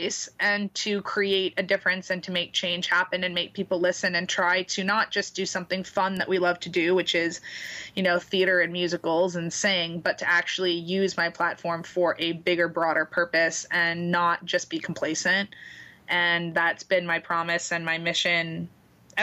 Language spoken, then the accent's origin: English; Boston, Massachusetts, United States; moved away as an adult; also born or lived in New York City; now in Florida, United States; I'm from Boston, and I lived in New York City before I moved down here.